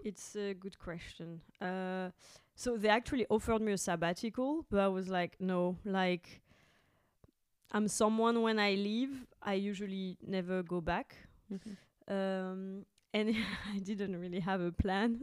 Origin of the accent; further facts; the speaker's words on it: France; moved away as an adult; now in Berlin, Germany; I'm from France